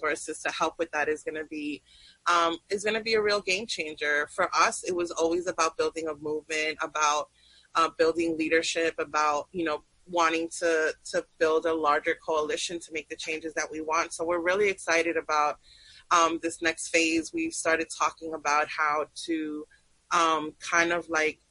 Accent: New York City, New York, United States; also born or lived in Peru / Sunset Park; growing up in New York City in the 90s

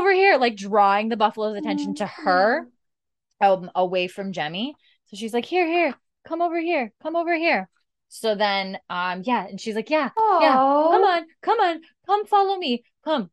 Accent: Canada; we're Canadian

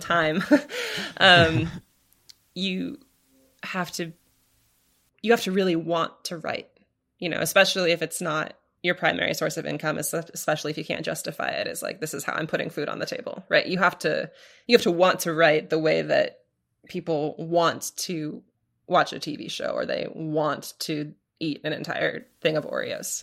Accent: Portland, Oregon, United States; moved away; I grew up in Portland, Oregon.

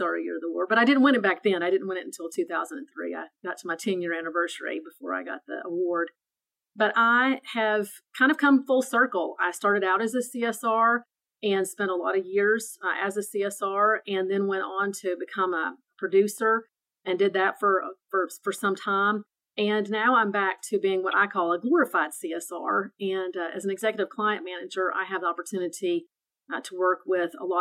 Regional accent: Tennessee, United States; moved away as an adult; also born or lived in North Carolina; I just moved 6 months ago to Tennessee, although I'm originally from Tennessee. I've moved back home

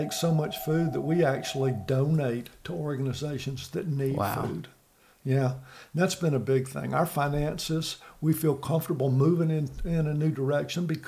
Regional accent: Atlanta, Georgia, United States; moved away as an adult; also born or lived in Columbus / Europe; I'm originally from Atlanta, and my wife and I married, and we felt called. We left Atlanta in 85

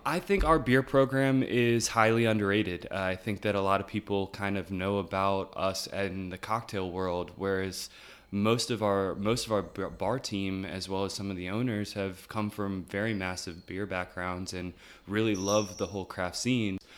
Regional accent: Chesterfield, Virginia, United States; also born or lived in Newport News; now in Richmond, United States; I was born in Virginia Beach, uh, moved from Virginia Beach to, uh, Chesterfield when I was about eight, um, and lived in Chesterfield until I went to college

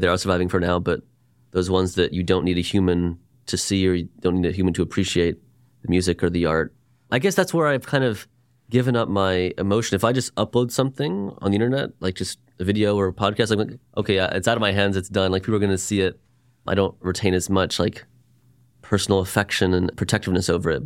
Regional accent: Dallas, Texas, United States; I'm a Jew from Dallas, born and raised here

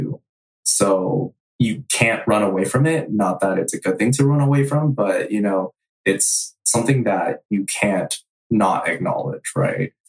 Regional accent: San Jose, California, United States; growing up in Eastside San Jose

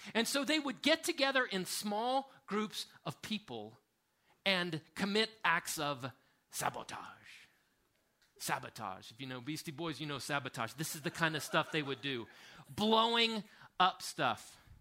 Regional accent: United States; an American man in my upper 40s

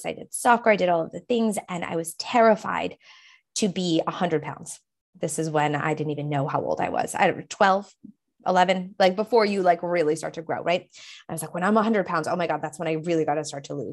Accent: New Hampshire, United States; I'm from New Hampshire

